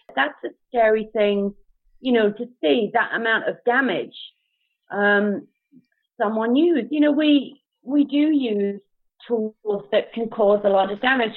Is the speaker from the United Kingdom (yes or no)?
yes; United Kingdom; now in Canada; in the UK